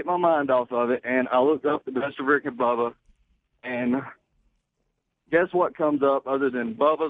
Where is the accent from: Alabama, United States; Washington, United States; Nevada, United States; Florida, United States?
Alabama, United States; Scottsboro; I'm from Scottsboro, Alabama.